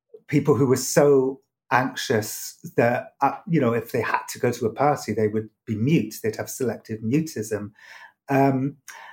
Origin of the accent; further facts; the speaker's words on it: United Kingdom; moved away as an adult; now in United States; I grew up with it in Britain.